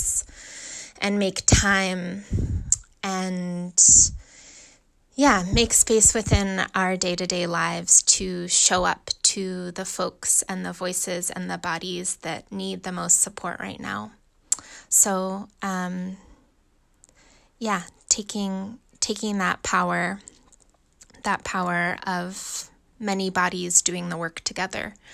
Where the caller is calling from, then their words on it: Oakland, California, United States; I'm calling from Oakland, California